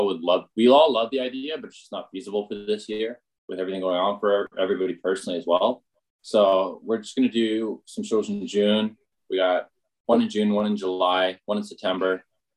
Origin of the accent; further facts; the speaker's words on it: Winnipeg, Manitoba, Canada; also born or lived in Vancouver; we are all from Winnipeg. It's just after tour, I moved to Vancouver to try, like, starting us up there and then network our way out there, which worked out successfully. And then I just ended up moving back